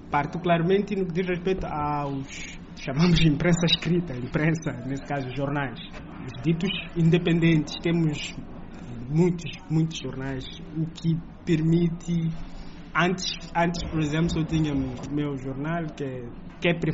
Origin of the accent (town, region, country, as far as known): Mozambique